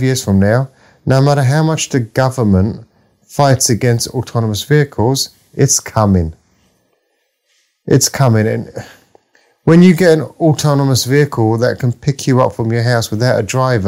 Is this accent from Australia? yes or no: no; London, United Kingdom; I grew up in the East End of London